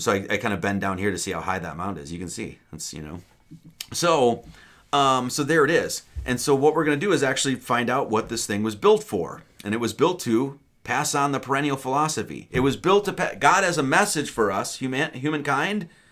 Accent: Wisconsin, United States; I grew up in Wisconsin

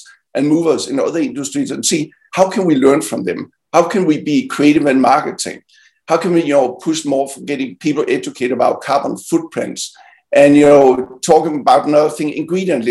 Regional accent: Denmark; now in United States; my home country, Denmark

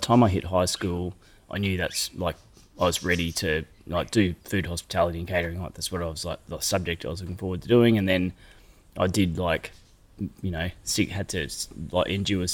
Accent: Sunshine Coast, Queensland, Australia; also born or lived in Brisbane, Australia; I grew up on the Sunshine Coast on a farm.

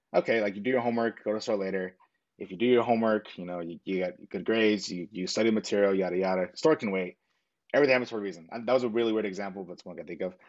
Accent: Long Beach, California, United States; Born in Long Beach, California

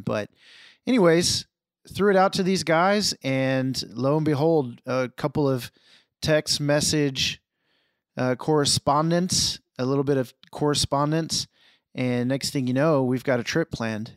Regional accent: Houston, Texas, United States; I grew up in Houston, so we were near, near Galveston.

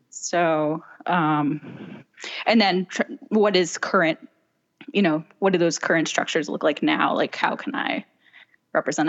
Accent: Chicago, Illinois, United States; moved away as an adult; now in Los Angeles, United States; I'm originally from Chicago. I moved to L A five years ago

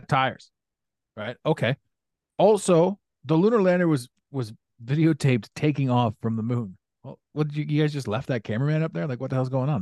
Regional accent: Ottawa, Ontario, Canada; this was one of my best friends growing up, growing up in Ottawa.

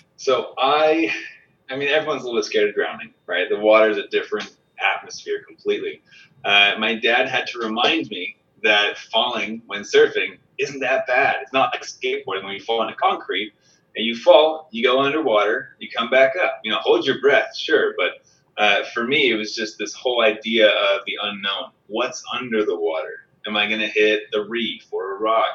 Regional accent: San Diego, California, United States; I grew up in San Diego, so I grew up outdoors a lot

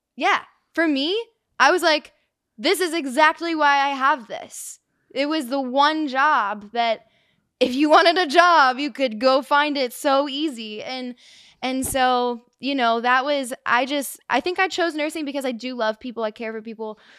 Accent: Reading, Ohio, United States; now in Nashville, United States; I grew up in Reading, Ohio, Cincinnati

